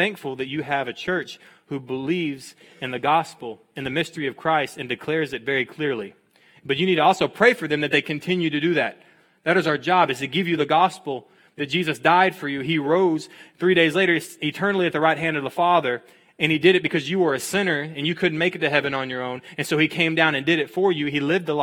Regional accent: Texas, United States; I'm from Texas. I'm from a town of 500 people

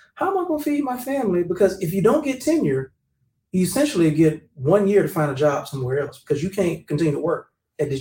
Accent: Birmingham, Alabama, United States; I came from Inslee. I came from Wildham. I didn't come from a whole lot

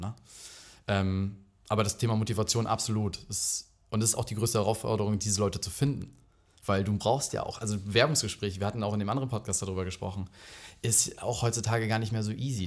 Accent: Rügen, Mecklenburg-Vorpommern, Germany; ich bin halt auf Rügen aufgewachsen

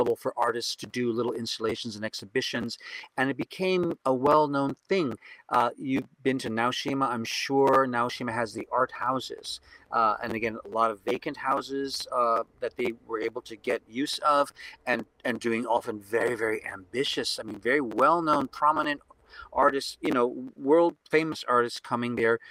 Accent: New Orleans, Louisiana, United States; now in Kyoto, Japan; I'm from New Orleans.

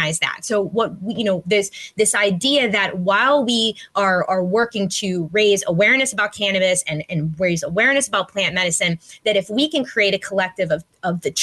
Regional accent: Pittsburgh, Pennsylvania, United States; I'm from Pittsburgh, so we love our sports here

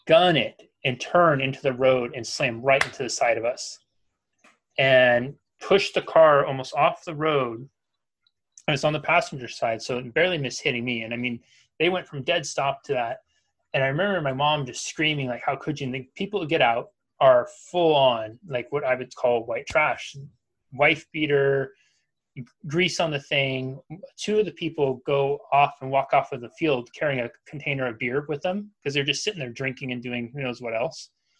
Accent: Pacific Northwest, United States; growing up in the Pacific Northwest

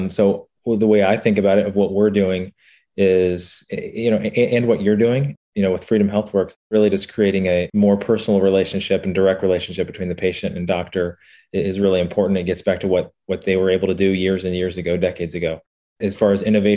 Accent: Central Indiana, United States; I was born here in Central Indiana and grew up around here

